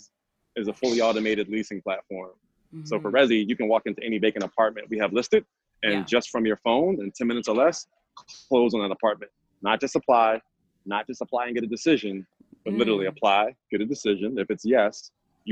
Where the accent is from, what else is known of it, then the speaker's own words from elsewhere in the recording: Philadelphia, Pennsylvania, United States; moved away; also born or lived in New York; I'm from Philly.